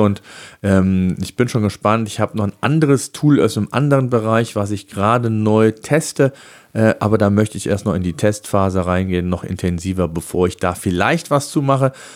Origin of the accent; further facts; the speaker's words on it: Germany; bei uns in Deutschland